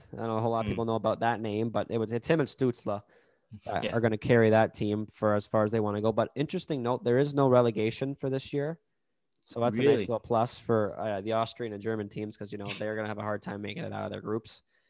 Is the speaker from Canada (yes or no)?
yes; Canada; love being Canadian on Christmas.